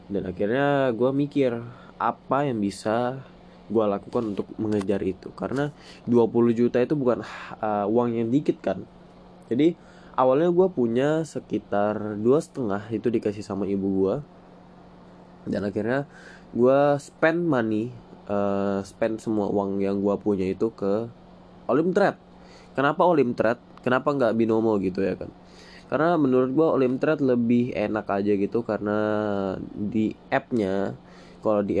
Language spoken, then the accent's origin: Indonesian; Balikpapan, East Kalimantan, Indonesia; born there; now in Penajam Paser Utara, Indonesia; Gue lahir di Balikpapan 15 Juli 2004. Ya, gue masih 16 tahun. Tahun ini 17 tahun gue uh, masih di kelas 2 SMA di salah satu uh, eh, SMA di Penajam Pasir Utara ya Penajam Pasir Utara gue tinggal di Penajam Pasir Utara Kalimantan Timur